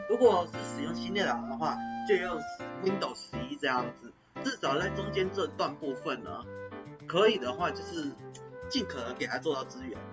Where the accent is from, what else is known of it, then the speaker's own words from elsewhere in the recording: Taiwan; 我们台湾人